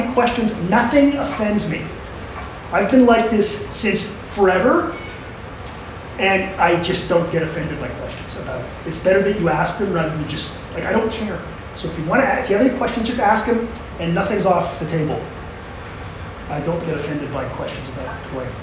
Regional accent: Canada; I'm Canadian

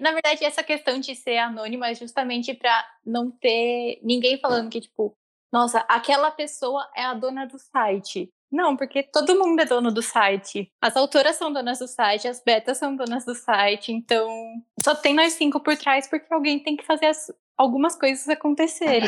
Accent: interior of São Paulo, Brazil; E eu sou do interior de São Paulo também, mas mais afastadinho

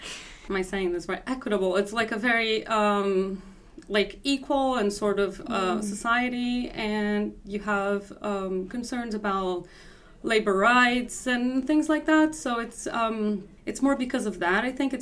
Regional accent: Belo Horizonte, Minas Gerais, Brazil; moved away as an adult; now in Uppsala, Sweden; I come from Brazil, from the southeast of Brazil. It's probably a place you've never heard of before, but it's somewhat near São Paulo and Rio.

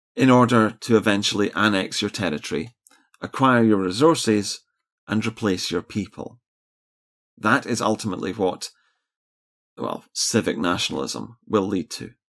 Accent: Scotland, United Kingdom

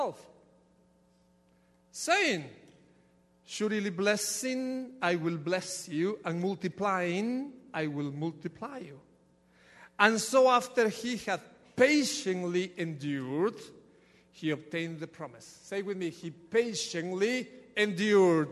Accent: Ecuador; now in United States; from Ecuador, there is nothing that I can do with this accent.

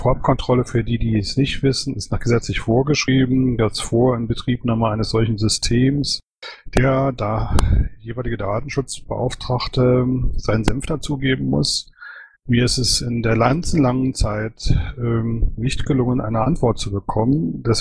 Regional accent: Cologne, North Rhine-Westphalia, Germany; Ich bin ja Kölner, ne? Also mal so ein paar Informationen.

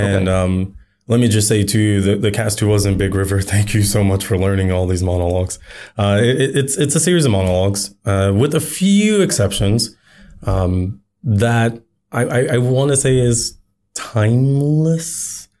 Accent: United States; now in Japan; as an American

